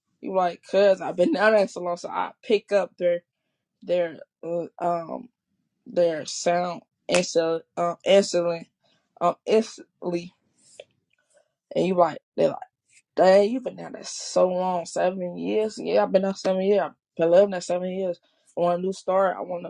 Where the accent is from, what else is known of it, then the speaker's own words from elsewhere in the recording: Chicago, Illinois, United States; also born or lived in Fort Wayne, Indiana; It was new to Fort Wayne, and that's where I was little. And they like, y'all sound like y'all not from here. I'm like, no, we're not from here. We're from Chicago. They're like, yeah, I can tell because how y'all sound, the accent.